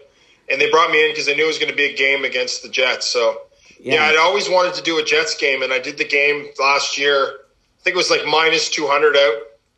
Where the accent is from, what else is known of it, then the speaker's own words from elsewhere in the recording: Canada; pretty cool being a Canadian kid